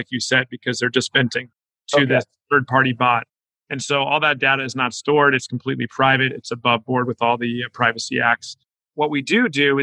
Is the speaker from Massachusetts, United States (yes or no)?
no; Southern California, United States; I grew up in SoCal